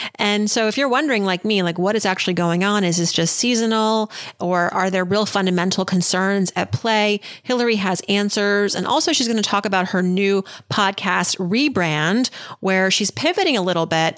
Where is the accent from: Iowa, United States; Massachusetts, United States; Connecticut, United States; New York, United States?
Massachusetts, United States; Worcester; growing up as a young girl growing up in Worcester, Massachusetts, uh, the daughter of immigrants